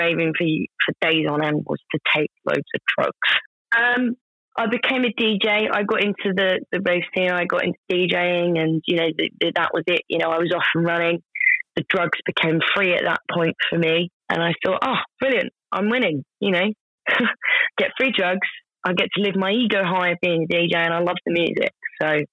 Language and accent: English; United Kingdom; it's a part of being British